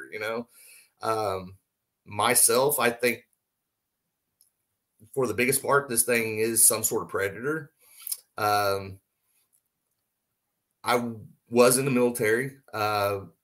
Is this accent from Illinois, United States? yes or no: no; Southwest Oklahoma, United States; now in Indiana, United States; I grew up in Oklahoma